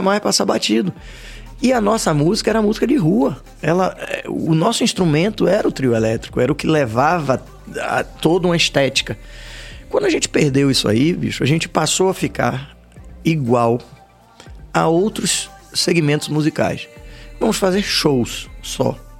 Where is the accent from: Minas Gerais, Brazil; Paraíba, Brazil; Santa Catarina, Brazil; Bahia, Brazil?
Bahia, Brazil; Salvador; como soteropolitanos